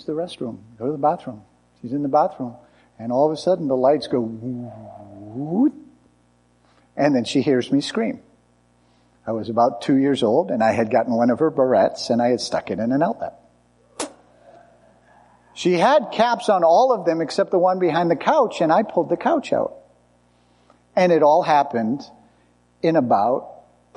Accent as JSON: {"language": "English", "country": "United States", "said": "as American tourists"}